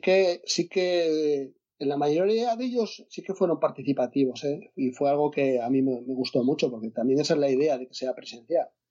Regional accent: Asturias, Spain; yo soy de Asturias

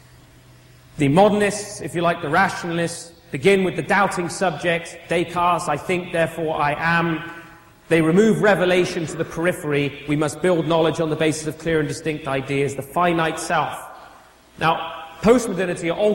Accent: United Kingdom; now in Stouffville, Canada; As a European, and I hate to call myself that because I'm British

